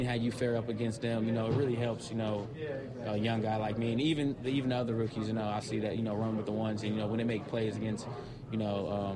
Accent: Cincinnati, Ohio, United States; moved away as an adult; now in Green Bay, United States; I'm from Cincinnati

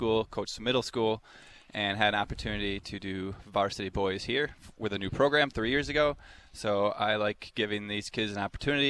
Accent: Appleton, Wisconsin, United States; also born or lived in Milwaukee area; now in Milwaukee, United States; I grew up in the Fox Valley, Appleton. And I graduated 2000.

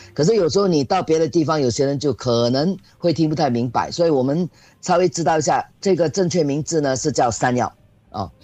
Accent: Singapore; 这个特别适合我们新加坡人的体质啊

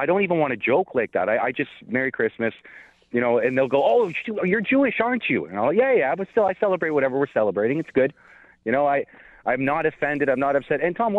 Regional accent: Canada; as a Canadian

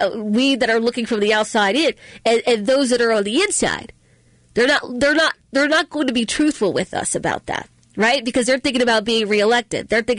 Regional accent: Baltimore, Maryland, United States; I grew up in West Baltimore, and I barely got out

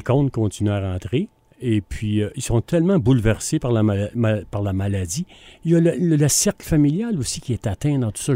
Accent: Granby, Quebec, Canada; on est de Grimbe

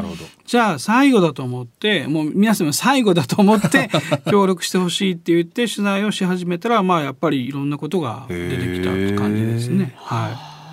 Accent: Osaka, Japan; accent: Kansai dialect; 自分を大阪で生まれ育ってるので

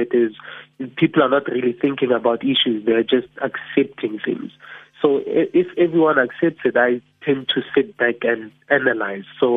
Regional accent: Soshanguve, Gauteng, South Africa; I'm from Sushamguve, so I pride myself in saying that I'm a township entrepreneur.

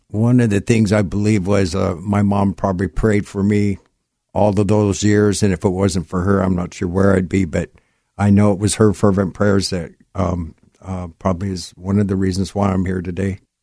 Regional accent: Gig Harbor, Washington, United States; I grew up in Gig Harbor

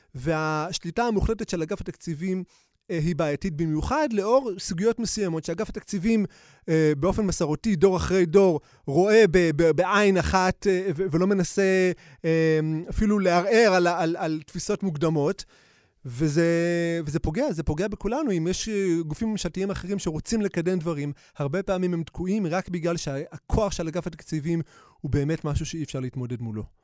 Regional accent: Bnei Brak, Tel Aviv District, Israel; גדלתי בבני ברק, עמוק עמוק בתוך uh, הקסבה של בני ברק

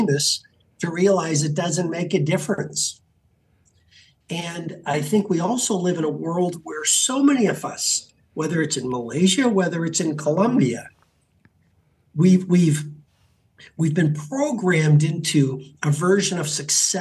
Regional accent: Canada; I grew up in Canada

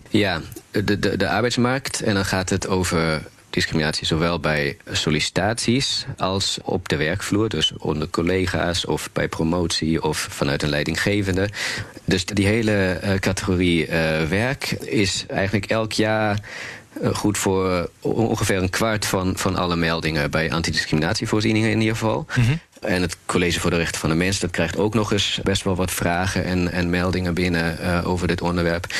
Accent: Berlin, Germany; now in Netherlands; ik kom uit Duitsland, uit Berlijn

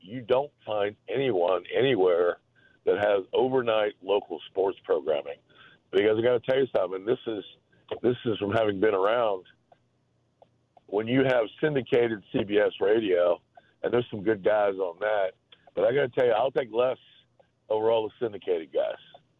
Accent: Florida, United States; now in Chicago, United States; You know, I'm originally from Florida, and I've lived all over, but I've been here a long time

